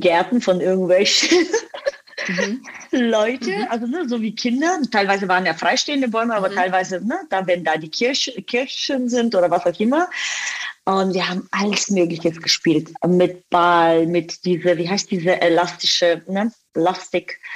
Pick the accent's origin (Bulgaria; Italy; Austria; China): Bulgaria; German is a second language; moved away as an adult; also born or lived in Dubai; now in Germany; aber tatsächlich bin ich in Bulgarien aufgewachsen